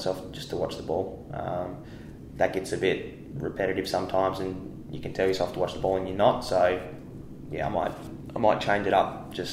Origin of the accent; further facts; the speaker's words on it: Tasmania, Australia; now in Perth, Australia; growing up in Tassie